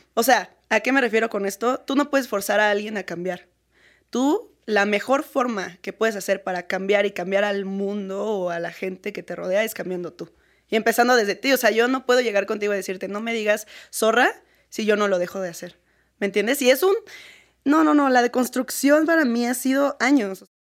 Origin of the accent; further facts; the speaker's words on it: Querétaro, Mexico; yo soy de Querétaro